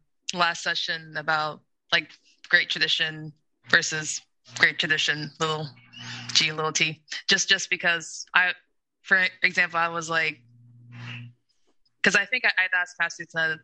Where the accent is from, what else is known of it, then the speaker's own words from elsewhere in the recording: United States; because I'm American. I'm a Black American.